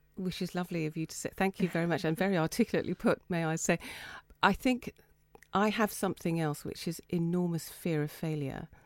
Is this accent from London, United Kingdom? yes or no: no; Folkestone, South East England, United Kingdom; I grew up in Folkestone above my Chinese father's Chinese restaurant